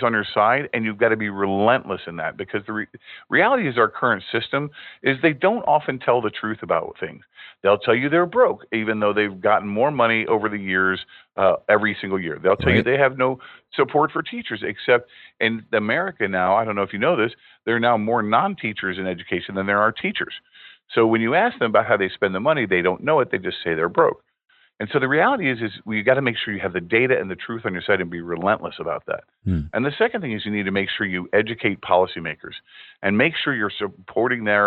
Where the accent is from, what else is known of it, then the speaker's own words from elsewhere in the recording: Indiana, United States; my home state of Indiana